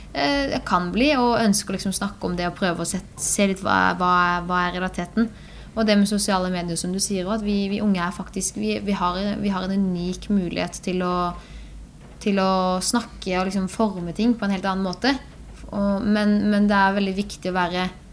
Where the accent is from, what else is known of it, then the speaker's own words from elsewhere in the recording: Birkeland, Agder, Norway; på Birkeland, der vi kommer fra